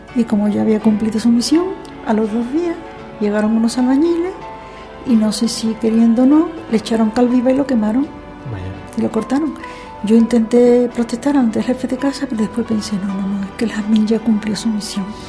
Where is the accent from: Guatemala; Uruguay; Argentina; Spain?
Spain; Seville, Andalusia; also born or lived in Chipiona; yo me considero sevillana, pero yo nací exactamente en la playa de Chipiona durante un verano.